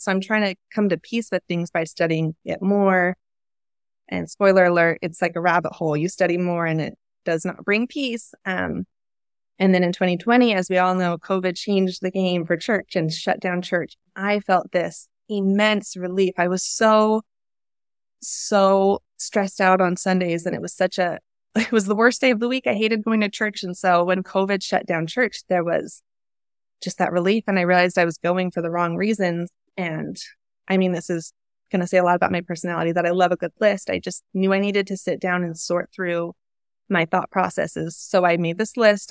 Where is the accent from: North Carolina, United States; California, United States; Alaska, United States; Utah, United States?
Utah, United States; I was raised in Utah, definitely in a Mormon bubble